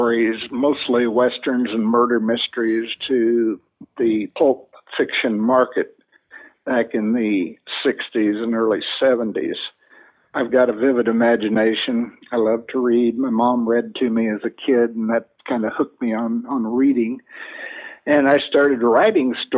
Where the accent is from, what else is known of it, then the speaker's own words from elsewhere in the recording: Illinois, United States; moved away as an adult; also born or lived in Flathead Valley, Montana; now in Indiana, United States; I was born and raised in Illinois when my wife and I got married in 1960. We moved to Indiana